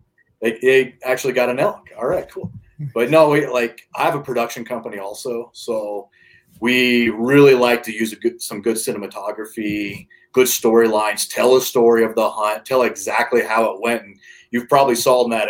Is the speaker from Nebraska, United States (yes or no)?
yes; Nebraska, United States; moved away as an adult; now in Colorado, United States; I grew up in the Midwest, Nebraska